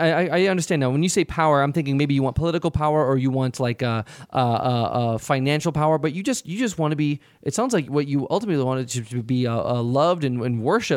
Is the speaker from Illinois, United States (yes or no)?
yes; Chicago, Illinois, United States; I grew up in the Chicagoland area.